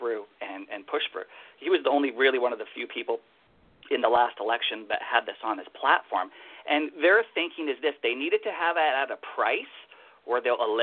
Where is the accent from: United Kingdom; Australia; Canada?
Canada; Winnipeg, Manitoba; moved away; I was originally born and raised in Winnipeg, where the winters are ice cold and freezing